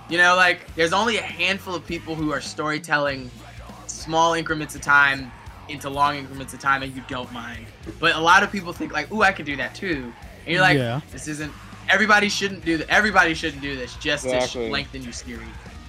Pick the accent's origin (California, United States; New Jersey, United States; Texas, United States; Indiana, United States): New Jersey, United States; Newark; I'm from Newark.